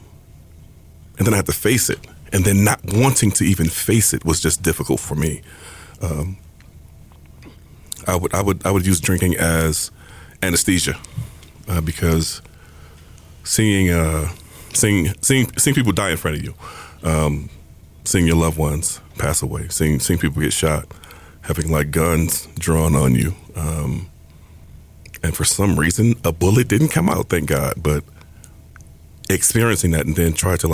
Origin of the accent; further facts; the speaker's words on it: Detroit, Michigan, United States; I am from Detroit, Michigan